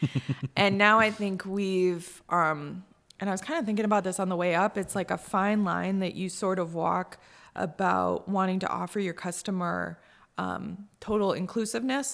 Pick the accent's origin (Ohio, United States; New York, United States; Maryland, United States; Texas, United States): New York, United States; Cazenovia; moved away as an adult; also born or lived in Boston; I grew up in Kaz